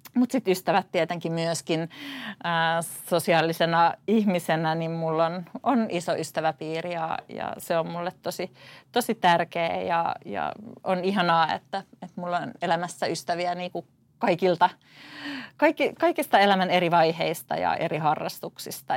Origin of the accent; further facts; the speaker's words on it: Tuusula, Uusimaa, Finland; Mä oon paljasjalkainen tuusulalainen, syntynyt ja elänyt koko elämäni täällä